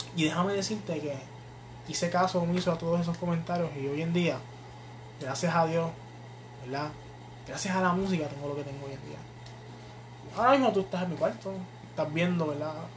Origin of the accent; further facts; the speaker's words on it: Fajardo, Puerto Rico; yo soy, yo soy nacido y criado en Fajardo.